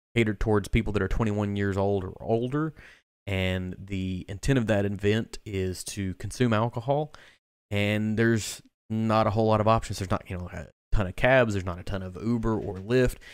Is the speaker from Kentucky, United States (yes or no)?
yes; Kentucky, United States; I am from the state of Kentucky, but I'm not from Bardstown